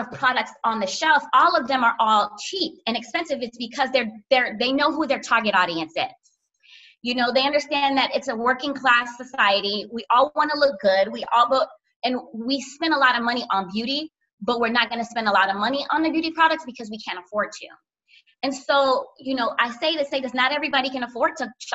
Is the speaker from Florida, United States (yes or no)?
yes; Miami, Florida, United States; also born or lived in Orlando, Florida / Haiti (parents); I'm from South Florida, Miami, and I went to school in Orlando